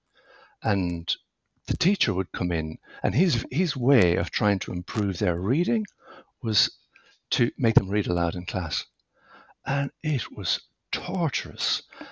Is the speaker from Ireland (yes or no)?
yes; west of Ireland, Ireland; as you might tell from my accent, I grew up in the west of Ireland